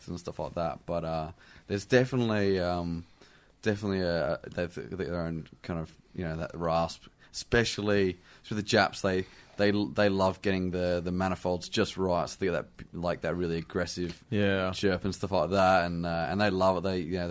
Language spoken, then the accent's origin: English; Australia; I come from Australia